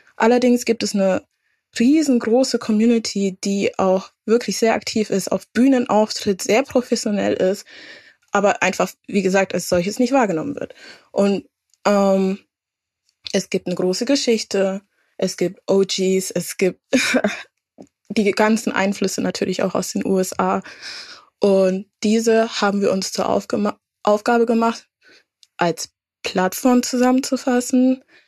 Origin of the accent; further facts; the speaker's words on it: Franconia, Bavaria, Germany; moved away as an adult; also born or lived in Würzburg / Bremen; now in Hamburg, Germany; als Fränkin